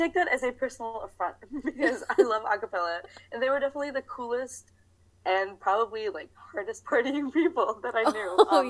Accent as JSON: {"language": "English", "region": "New Jersey", "country": "United States", "said": "I am from, well, if we're talking about America, I'm from New Jersey."}